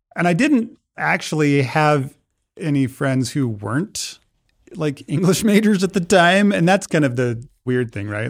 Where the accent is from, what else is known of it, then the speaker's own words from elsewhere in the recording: Idaho Falls, Idaho, United States; I grew up in Idaho Falls